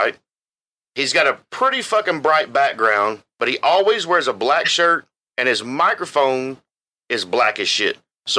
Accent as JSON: {"language": "English", "region": "the South", "country": "United States", "said": "Because I can relate to what he does only because we're from the South."}